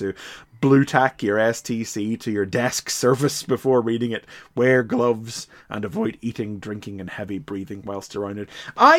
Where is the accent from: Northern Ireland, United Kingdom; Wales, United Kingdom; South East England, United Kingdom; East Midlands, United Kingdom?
Northern Ireland, United Kingdom; I'm from Ireland